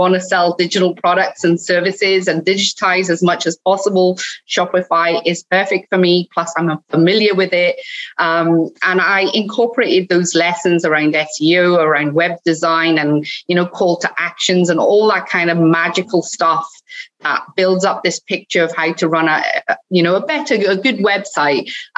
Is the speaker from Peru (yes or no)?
no; Cardiff, Wales, United Kingdom; accent: hybrid; also born or lived in Scotland; Well, it's a bit of a hybrid, but I'm originally from Wales. I grew up in Cardiff, so I'm a Cardiffian.